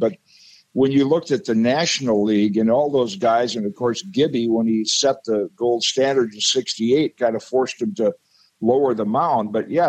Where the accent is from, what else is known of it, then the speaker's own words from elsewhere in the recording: Zeeland, Michigan, United States; I was a little kid class-wise growing up in Zeeland, Michigan